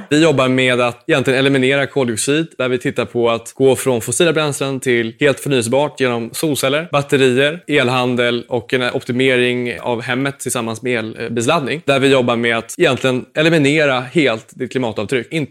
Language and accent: Swedish; Småland, Sweden; komma ihåg att jag är en smålänning som co-founder, så att det blir inte dyrt oavsett.